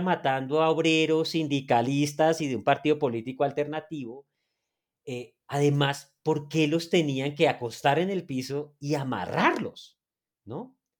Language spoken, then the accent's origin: Spanish; Neiva, Huila, Colombia; moved away as an adult; also born or lived in Boyacá; now in Bogotá, Colombia; yo soy una persona que viene de la ciudad de Neiva. nací de hecho en Boyacá